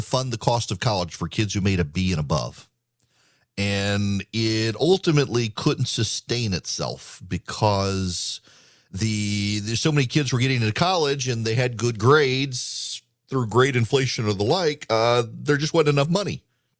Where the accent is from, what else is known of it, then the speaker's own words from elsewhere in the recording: Georgia, United States; I got to deal with some breaking news out of my home state because this is actually, this is really big news. Most of my affiliates, not all of them, are in Georgia.